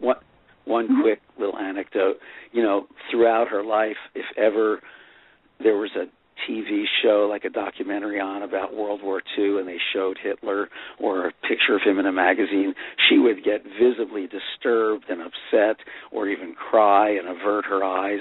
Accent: Fair Lawn, New Jersey, United States; when I was a kid growing up in Fair Lawn, New Jersey

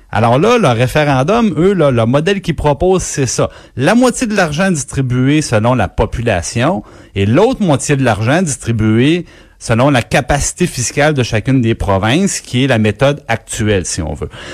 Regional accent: Quebec, Canada

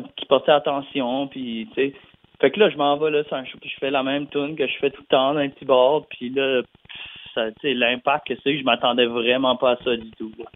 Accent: Dieppe, New Brunswick, Canada; je viens de, de, de Dieppe, Nouveau-Brunswick, quand même une petite ville près de Moncton.

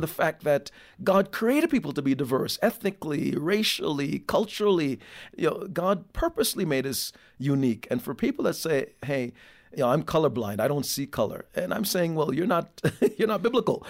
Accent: Jamaica; now in United States; born in Jamaica

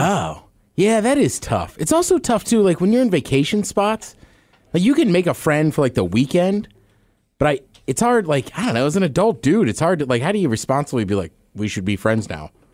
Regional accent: Maryland, United States; moved away; I grew up in Maryland as a Maryland fan

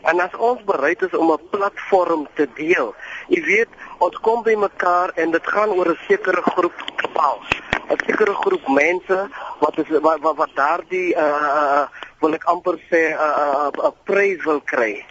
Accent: South Africa

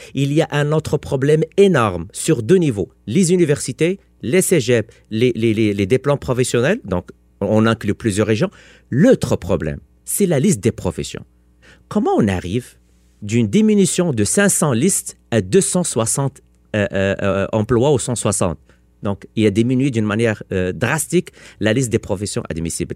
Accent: Quebec, Canada; En tant que Québécois

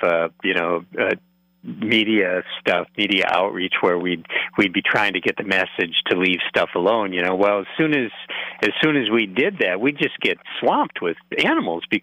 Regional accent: Neillsville, Wisconsin, United States; moved away as an adult; also born or lived in Black River Falls; now in Twin Cities, United States; I grew up near Black River Falls, actually. I'm from Neillsville originally.

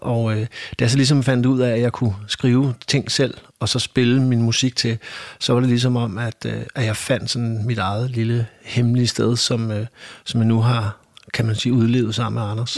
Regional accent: Copenhagen, Capital Region of Denmark, Denmark; also born or lived in Vesterbro, Copenhagen; vokset op ude på Amager. Født på Vesterbro, men vokset op ude i Urbanplanen.

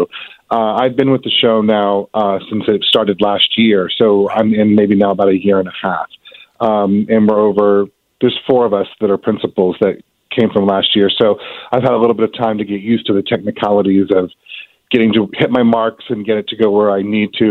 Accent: Virginia Beach, Virginia, United States; moved away; also born or lived in Norfolk, Virginia / Richmond, Virginia; I'm a Virginia native myself. Okay. I was born in Norfolk, and I grew up in Virginia Beach

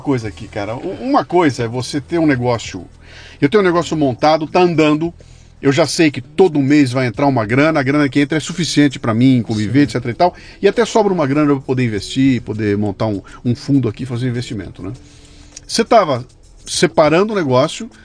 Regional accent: Bauru, São Paulo, Brazil; Eu sou de Bauru, dos anos 70

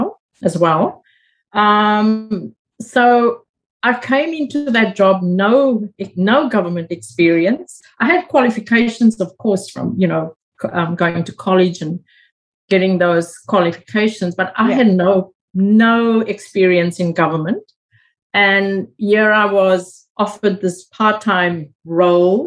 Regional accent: South Africa; moved away as an adult; now in Australia; growing up in South Africa

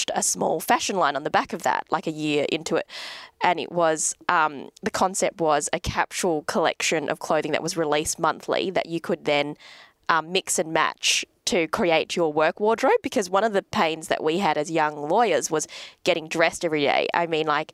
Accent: Adelaide, South Australia, Australia; moved away as an adult; also born or lived in Perth; now in Sydney, Australia; I was from Adelaide

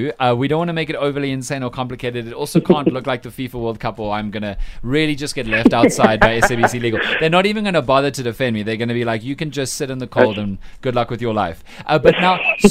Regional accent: Cape Town, Western Cape, South Africa; moved away; I am obviously from Cape Town

